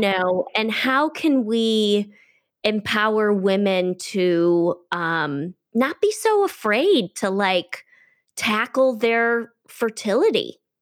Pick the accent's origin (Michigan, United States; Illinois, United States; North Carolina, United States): Michigan, United States; Detroit; moved away as an adult; now in California, United States; I'm originally from Detroit